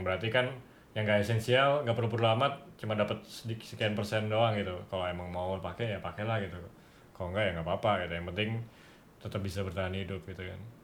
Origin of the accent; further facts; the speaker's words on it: Jakarta, Indonesia; now in Bali, Indonesia; sebagai anak Jakarta yang tinggal di Bali